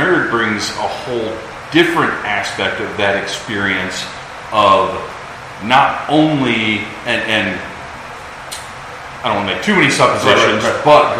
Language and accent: English; the South, United States; I was raised in the South